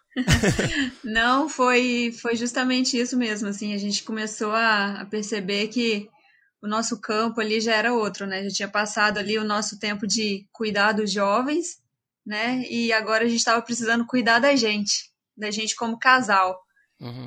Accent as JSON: {"language": "Portuguese", "town": "Resplendor", "region": "Minas Gerais", "country": "Brazil", "moved": "as an adult", "said": "sou lá de Resplendor, Minas Gerais. Só que eu saí de Resplendor já faz bastante tempo. Eu saí quando eu tinha 18 anos de idade"}